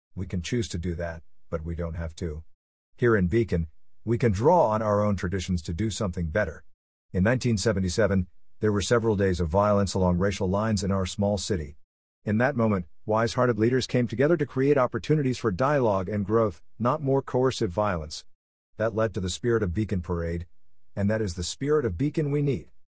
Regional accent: United States; I'm an American Jew with deep and strong connections to the people, state, and land of Israel

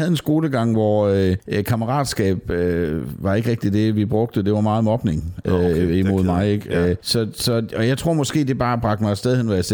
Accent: Southern Jutland, Southern Denmark, Denmark; I, i Sønderjylland, du... Øh, hvor jeg er fra

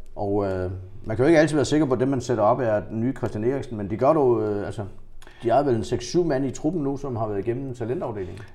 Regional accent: Funen, Southern Denmark, Denmark; som fynbo

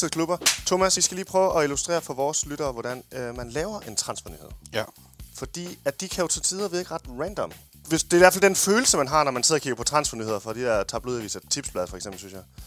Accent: Denmark; Vi er danskere

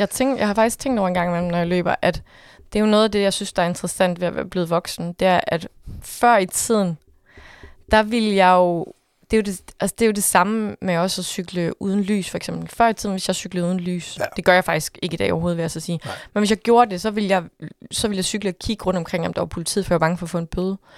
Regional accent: Jutland, Denmark; jeg ved godt, hvor jeg er fra. Jeg er fra Jylland.

